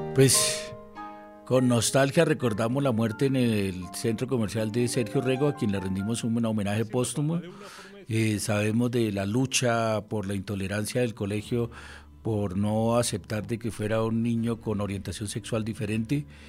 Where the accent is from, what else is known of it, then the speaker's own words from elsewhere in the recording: Colombia; uno como colombiano